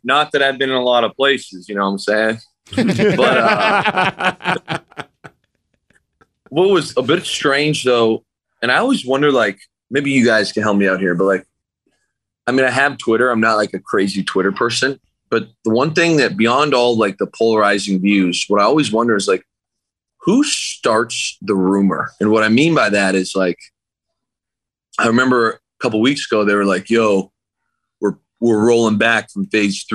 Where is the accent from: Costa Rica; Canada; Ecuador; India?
Canada; moved away as an adult; now in Seattle, United States; my hometown is in like stay at home order, like handing out tickets if you walk outside.